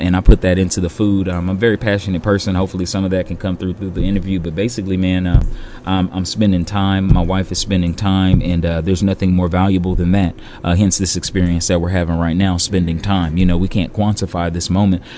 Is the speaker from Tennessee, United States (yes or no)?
no; California, United States; moved away; I'm from California